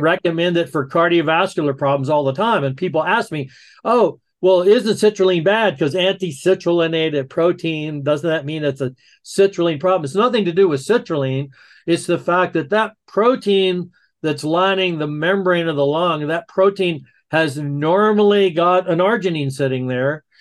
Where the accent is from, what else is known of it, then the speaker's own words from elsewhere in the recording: the South, United States; growing up in the South